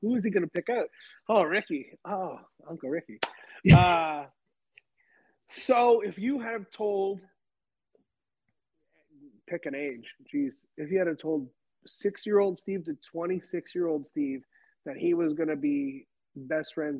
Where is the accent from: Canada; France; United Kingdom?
Canada; moved away; I'm from Canada